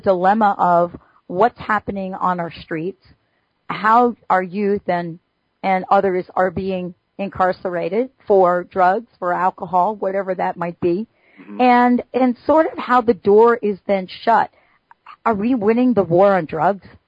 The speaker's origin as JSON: {"language": "English", "town": "New York City", "region": "New York", "country": "United States", "tie": "born or raised there", "said": "I grew up in the Bronx in New York City"}